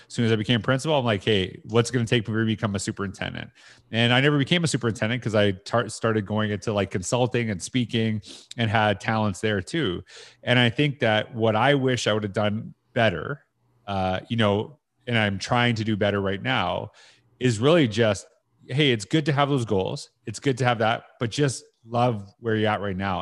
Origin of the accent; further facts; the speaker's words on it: Canada; I'm Canadian